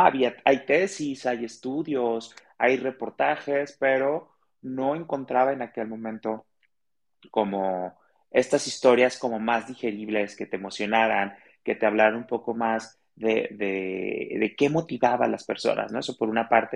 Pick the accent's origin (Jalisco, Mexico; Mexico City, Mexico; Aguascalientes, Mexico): Jalisco, Mexico; Guadalajara; Soy de Guadalajara, soy tapatío y amo mi ciudad.